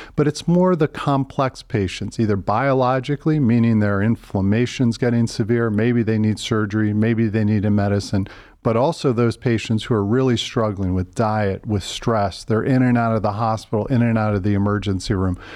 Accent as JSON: {"language": "English", "town": "Philadelphia", "region": "Pennsylvania", "country": "United States", "tie": "born or raised there", "also_born_or_lived": "Pittsburgh / Boston", "moved": "as an adult", "lives_now": "Cleveland, United States", "said": "Grew up in Philadelphia"}